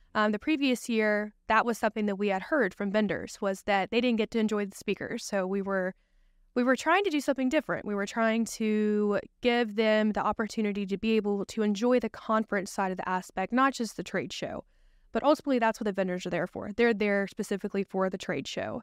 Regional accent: Spartanburg, South Carolina, United States; also born or lived in Greenville, South Carolina; I'm from Greenville, South Carolina. I've lived there all my life. I'm originally from Spartanburg

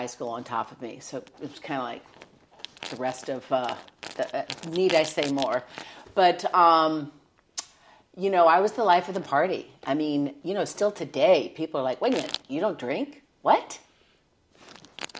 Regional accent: Nashville, Tennessee, United States; moved away; also born or lived in New York; I was born and raised in Nashville

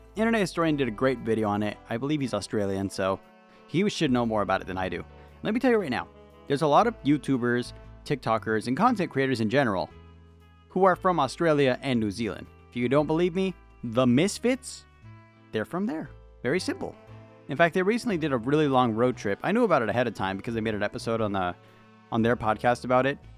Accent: United States; I'm an American

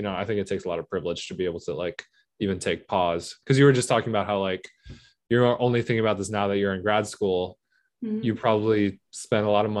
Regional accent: United States; I'm an American. Like I'm born mm-hmm. and raised here

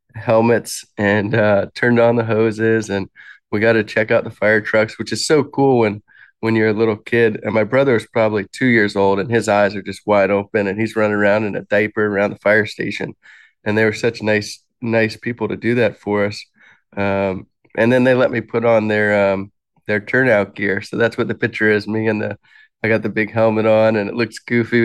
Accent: Alexandria, Virginia, United States; moved away; I was born in Alexandria, Virginia, in nineteen eighty-seven

